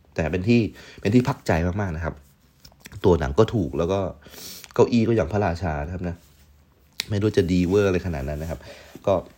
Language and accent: Thai; Yala, Thailand; now in Prachuap Khiri Khan, Thailand; ยังไงผมก็ไม่กลับไปที่นั่นอยู่แล้ว แต่ว่าก็ยังรักที่นั่นอยู่นะครับ มันเป็นบ้านเกิด